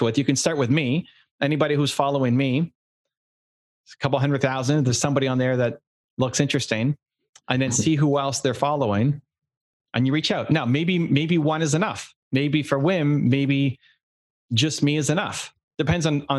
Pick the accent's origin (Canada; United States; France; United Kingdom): Canada; I'm from Canada.